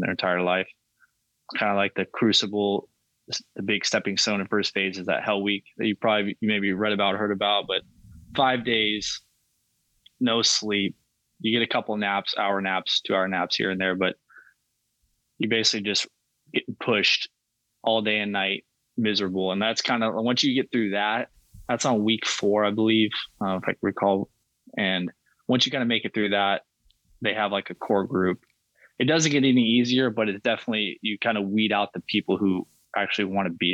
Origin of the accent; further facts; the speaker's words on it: Southern California, United States; I grew up in Southern California.